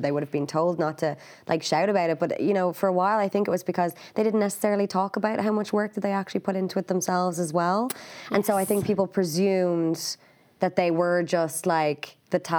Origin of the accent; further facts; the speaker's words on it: Ireland; we're from Ireland, we're a small country